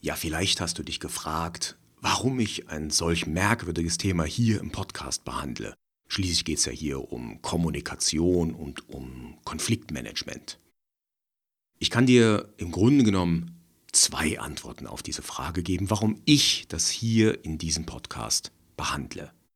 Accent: Germany; wir als Deutsche

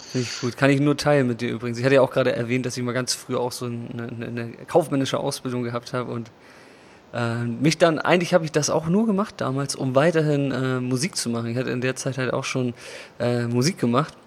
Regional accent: Germany; moved away; also born or lived in Vietnam; in Deutschland. Und außerdem vermisse ich auch meine Heimat

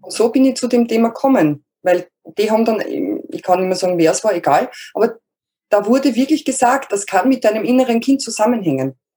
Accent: Lower Austria, Austria; ich komme aus Österreich, also aus Niederösterreich, ähm, südlich von Wien

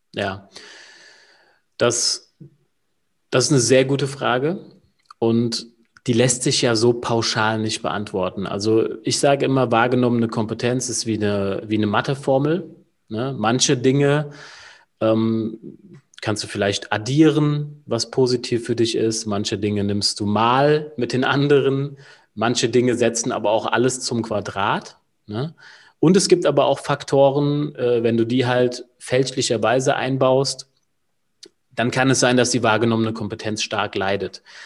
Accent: Wiesbaden, Hesse, Germany; Ich bin aus Wiesbaden, also gar nicht mal so weit weg von dir, Julian

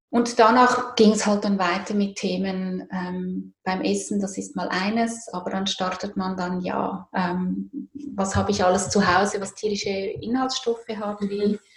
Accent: Zurich, Switzerland; Ich komme aus Zürich.

